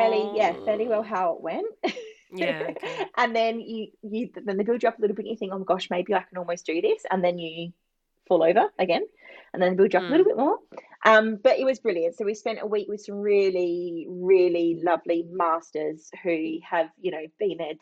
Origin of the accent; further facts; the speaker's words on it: Barossa, South Australia, Australia; I'm from the Barossa.